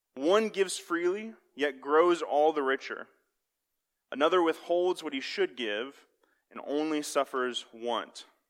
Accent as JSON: {"language": "English", "town": "Kansas City", "country": "United States", "said": "I'm from Kansas City"}